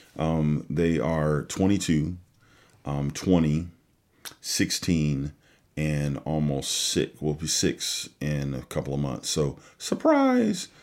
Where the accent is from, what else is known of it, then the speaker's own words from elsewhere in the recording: California, United States; moved away as an adult; also born or lived in West Michigan; now in Michigan, United States; I'm originally from California, like you said, and, um, you know, I moved to the Midwest, uh, years ago